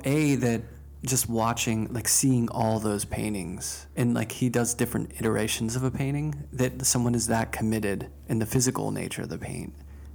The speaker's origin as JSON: {"language": "English", "town": "Pittsburgh", "region": "Pennsylvania", "country": "United States", "tie": "born or raised there", "said": "I grew up in Pittsburgh at the Carnegie Museum with Van Gogh."}